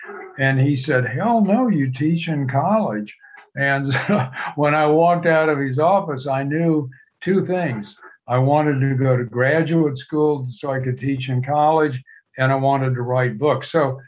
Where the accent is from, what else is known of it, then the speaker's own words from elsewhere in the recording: Galveston, Texas, United States; I grew up near Galveston, Texas, and I taught for 2 years.